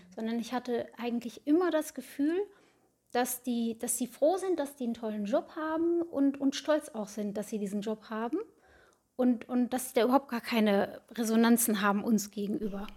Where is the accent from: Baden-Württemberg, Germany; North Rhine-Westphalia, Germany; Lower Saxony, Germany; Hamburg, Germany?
North Rhine-Westphalia, Germany; Bad Oeynhausen; now in Herford, Germany; Ich komme gebürtig aus Bad Oeynhausen, wohne aktuell in Herford mit meiner Familie zusammen.